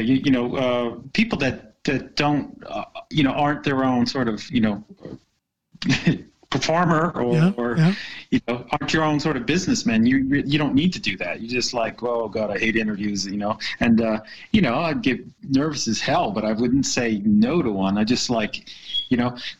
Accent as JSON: {"language": "English", "country": "United States", "moved": "as an adult", "lives_now": "Haugesund, Norway", "said": "being American"}